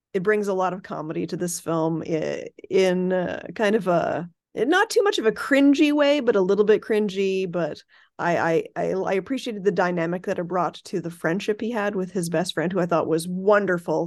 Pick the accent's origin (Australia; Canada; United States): Canada